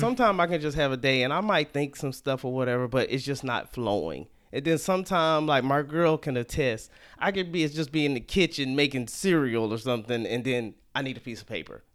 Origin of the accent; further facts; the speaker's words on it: Salisbury, North Carolina, United States; moved away as an adult; also born or lived in Atlanta; now in Sacramento, United States; I grew up in a small town called Salisbury, North Carolina